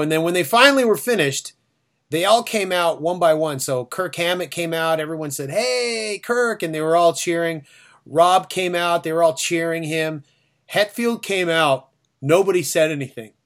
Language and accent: English; Toronto, Ontario, Canada; we're from Toronto.